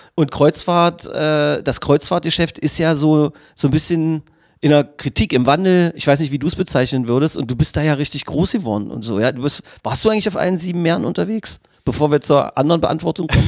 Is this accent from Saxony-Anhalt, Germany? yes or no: yes; Magdeburg, Saxony-Anhalt, Germany; ich als Magdeburger mit 50 Jahren, hier aufgewachsen, mit Elbewasser getaucht, hier geboren